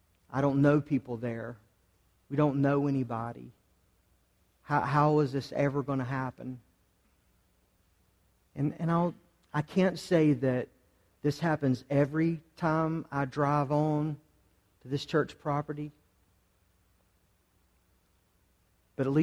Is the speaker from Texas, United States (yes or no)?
no; Charlotte, North Carolina, United States; now in Concord, United States; I grew up in West Charlotte